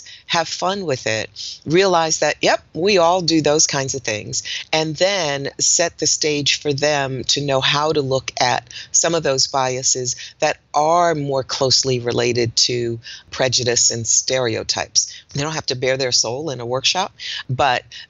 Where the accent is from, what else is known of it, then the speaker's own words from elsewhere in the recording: Newark, New Jersey, United States; now in Greensboro, United States; I was born in Newark, New Jersey. So I'm a Northeasterner, even though I live in Greensboro, North Carolina